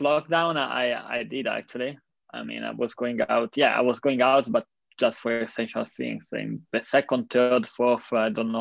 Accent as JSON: {"language": "English", "country": "Italy", "tie": "born or raised there", "said": "my hometown or in the main square of Milan"}